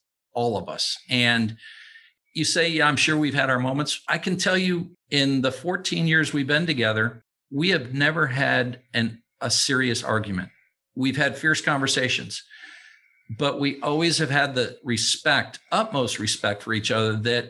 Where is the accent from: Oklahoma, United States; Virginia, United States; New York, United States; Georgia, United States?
New York, United States; North Tonawanda; moved away as an adult; I'm from a little town outside of Buffalo, New York. It's situated, quite frankly, between Buffalo and Niagara Falls, called North Tonawanda, New York.